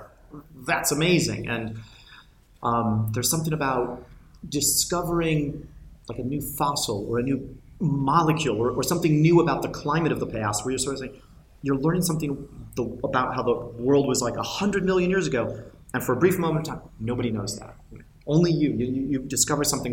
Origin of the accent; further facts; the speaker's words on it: United States; accent: American; you can tell from the accent I'm American